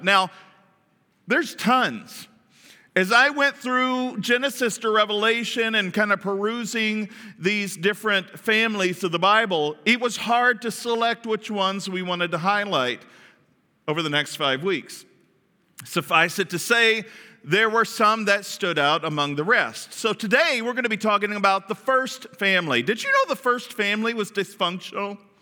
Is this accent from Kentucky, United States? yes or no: yes; Kentucky, United States; I grew up in Kentucky, and, and there was a lot of twang going on around there